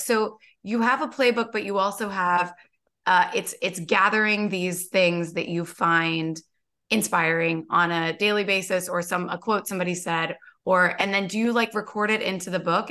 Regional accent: Kentucky, United States; I grew up in Kentucky

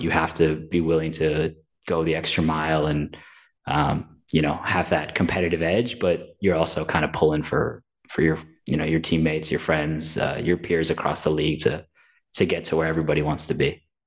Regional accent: New York, United States; I'm from New York.

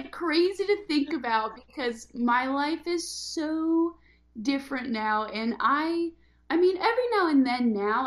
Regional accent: Oregon, United States; moved away as an adult; also born or lived in Bay Area, California / Los Angeles, California; I grew up in a very small town in Oregon

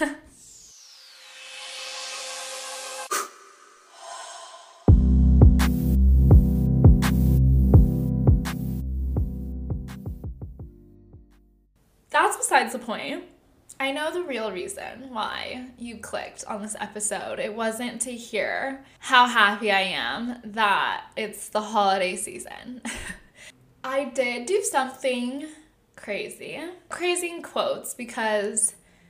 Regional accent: Southern California, United States; now in San Francisco, United States; I'm from SoCal

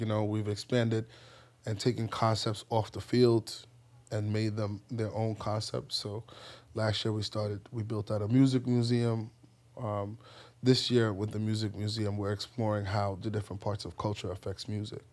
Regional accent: New York City, New York, United States; also born or lived in Ghana; I grew up in the Bronx

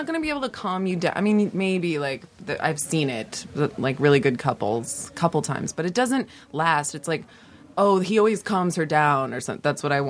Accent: Los Angeles, California, United States; I grew up in Los Angeles.

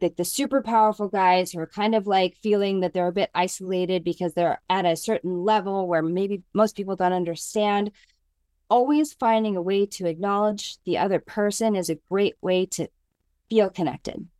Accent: United States; moved away as an adult; also born or lived in New York City; I am a girl from the mountains of Lake Tahoe who grew up with natural hair

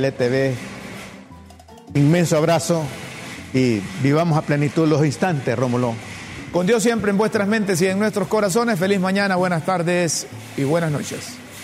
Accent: Honduras; yo desde que tengo uso de razón, desde que nacimos, hombre, aquí en Honduras

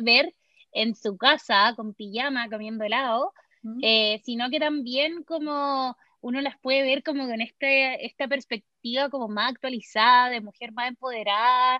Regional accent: Chile; now in Los Angeles, United States; también soy chilena, también vivo en Los Ángeles, California

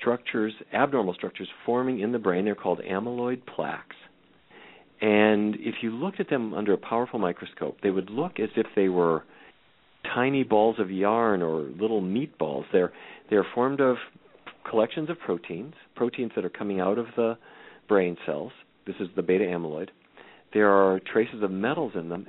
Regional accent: Fargo, North Dakota, United States; growing up in Fargo, North Dakota, as I did

